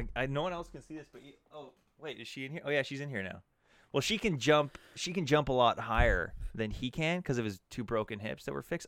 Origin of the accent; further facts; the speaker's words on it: Alberta, Canada; growing up in Alberta